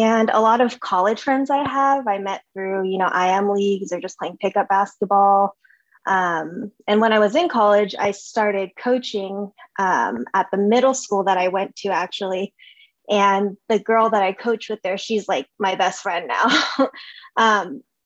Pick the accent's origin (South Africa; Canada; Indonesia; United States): United States; Sacramento, California; I was born and raised in Sac.